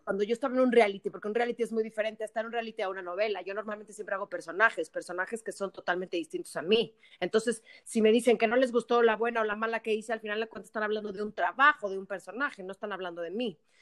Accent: Mexico; como buenos mexicanos que somos

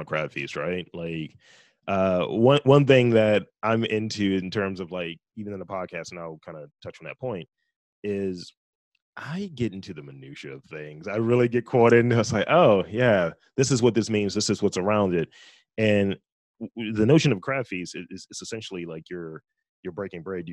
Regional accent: Baltimore, Maryland, United States; I'm from Baltimore, East Baltimore to be specific.

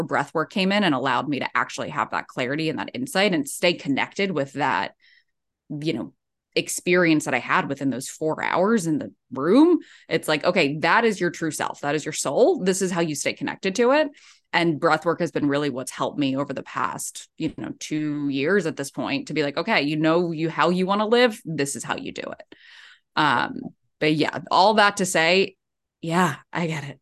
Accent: Ocean City, New Jersey, United States; moved away as an adult; also born or lived in New York City; now in San Diego, United States; I'm from Ocean City, New Jersey

